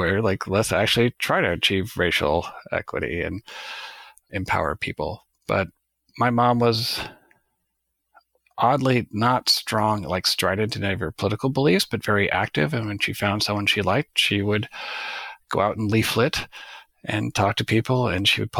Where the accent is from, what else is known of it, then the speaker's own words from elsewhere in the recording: Nebraska, United States; I grew up in Nebraska in a relatively conservative Catholic household.